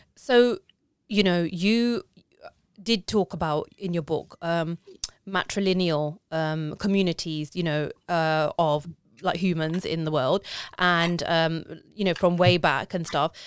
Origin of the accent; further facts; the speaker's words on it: United Kingdom; I'm British, but I've been raised in a way